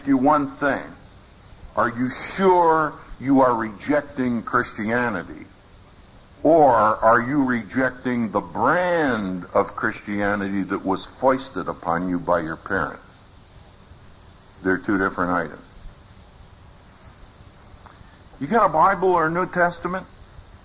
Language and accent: English; Philadelphia, Pennsylvania, United States; moved away; also born or lived in Texas; I'm from Philadelphia, as is Gene. So when I first went to Texas, that was quite an education.